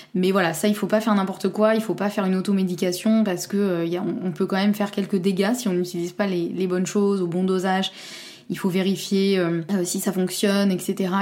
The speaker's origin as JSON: {"language": "French", "region": "Normandy", "country": "France", "said": "je suis normande et fière de l'être"}